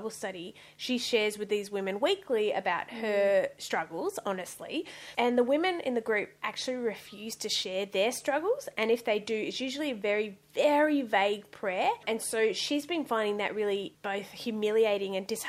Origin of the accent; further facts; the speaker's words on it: Western Australia, Australia; moved away as an adult; also born or lived in Sydney; So I actually grew up in Western Australia. I was born in Western Australia.